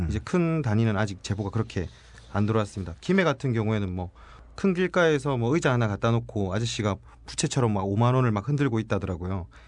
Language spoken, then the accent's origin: Korean; Busan, South Korea; 제가 부산 사람이라서